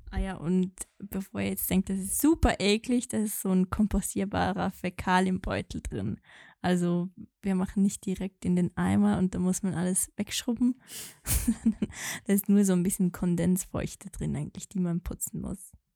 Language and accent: German; Valais, Switzerland; accent: Walliserdeutsch; mit meinem normalen Dialekt dann Walliserdeutsch sprechen